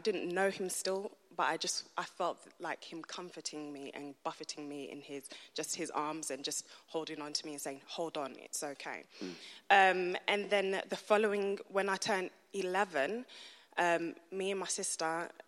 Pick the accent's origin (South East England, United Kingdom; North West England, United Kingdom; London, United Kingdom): London, United Kingdom; moved away; I was born and raised in East London